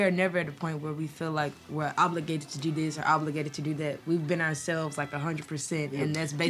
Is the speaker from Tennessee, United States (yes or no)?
yes; Memphis, Tennessee, United States; we grew up in Memphis